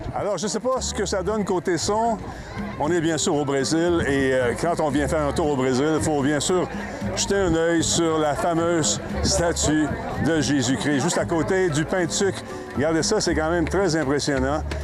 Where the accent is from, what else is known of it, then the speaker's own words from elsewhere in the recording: Canada; on vient du Canada